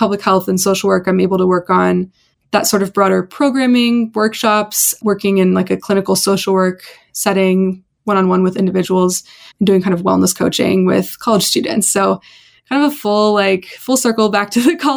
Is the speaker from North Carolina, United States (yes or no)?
no; Bay Area, California, United States; I was growing up in the Bay Area